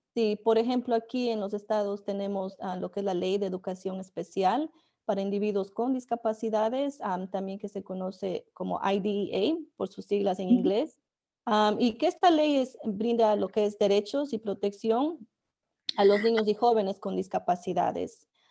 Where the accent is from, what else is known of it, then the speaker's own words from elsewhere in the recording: Ecuador; now in United States; yo crecí en Ecuador